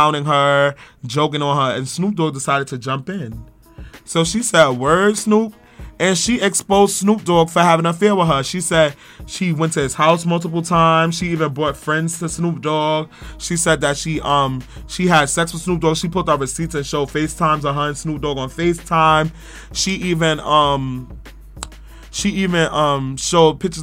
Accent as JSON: {"language": "English", "town": "New York City", "region": "New York", "country": "United States", "said": "I'm from Brownsville"}